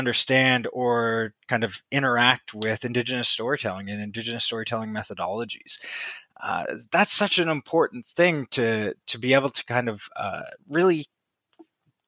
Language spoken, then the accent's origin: English; Waterloo, Ontario, Canada; Wilfrid Laurier University in my hometown of Waterloo, Ontario